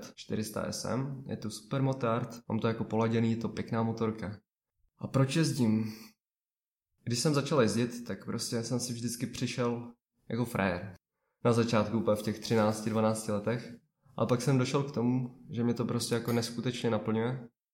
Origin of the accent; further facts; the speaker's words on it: Vysočina Region, Czechia; jsem z Vysočiny